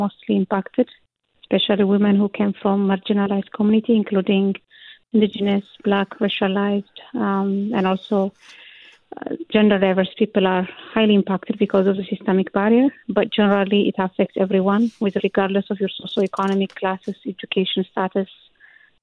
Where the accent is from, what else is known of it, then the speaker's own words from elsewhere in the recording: Ethiopia; now in Canada; I came from Ethiopia, the culture even personally I came from, men is the one who lead the household